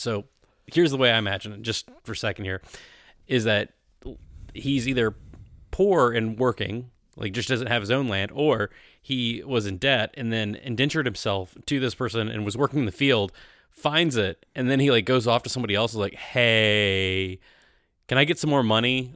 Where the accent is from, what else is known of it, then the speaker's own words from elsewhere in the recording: the South, United States; I grew up in the South